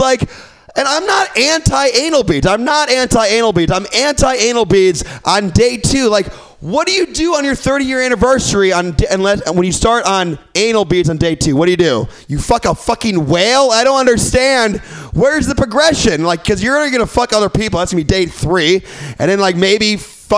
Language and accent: English; Midwest, United States; now in San Francisco, United States; I'm from the Midwest